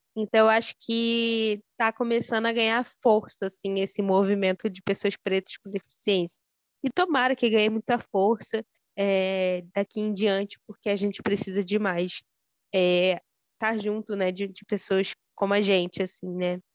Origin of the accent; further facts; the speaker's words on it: Rio de Janeiro, Brazil; eu sou daqui do centro do Rio de Janeiro